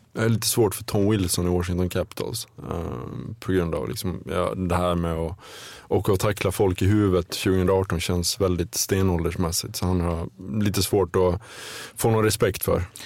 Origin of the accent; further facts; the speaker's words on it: between Ludvika and Smedjebacken, Dalarna County, Sweden; moved away as an adult; det är nog mellan Ludvika och Smedjebacken i Dalarna där jag är uppvuxen. Det räknar jag for, fortfarande som hem trots att jag inte bott där egentligen på närmare 20 år.